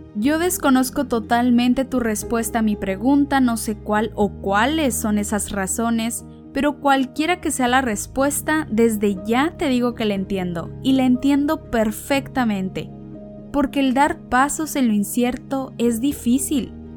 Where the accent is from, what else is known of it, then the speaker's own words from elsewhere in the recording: Ensenada, Baja California, Mexico; soy mexicana de Ensenada, Baja California